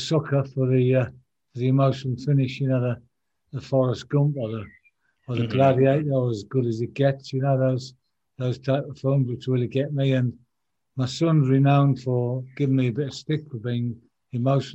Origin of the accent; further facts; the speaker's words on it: Sunderland, North East England, United Kingdom; my hometown club, which was Sunderland.